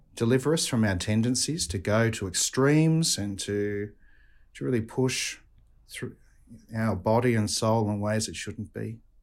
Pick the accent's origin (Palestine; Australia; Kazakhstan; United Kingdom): Australia; accent: Australian; my Australian accent